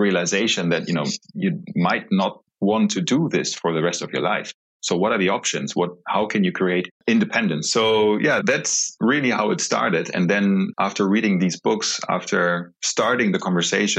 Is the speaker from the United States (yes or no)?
no; Germany; I was born and raised in Germany